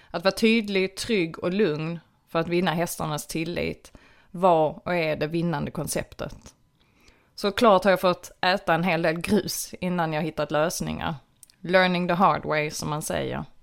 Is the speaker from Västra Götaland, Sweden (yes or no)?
no; Skåne, Sweden; Född och uppvuxen i Platta Skåne med höjdrädsla fick jag snabbt lära mig att hoppa i både uppför och nedförsbackar